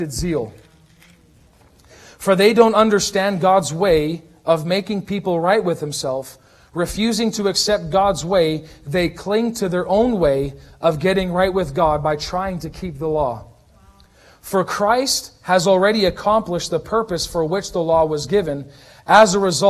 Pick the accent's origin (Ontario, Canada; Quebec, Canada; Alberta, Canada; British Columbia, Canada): Alberta, Canada; Red Deer; I'm from Red Deer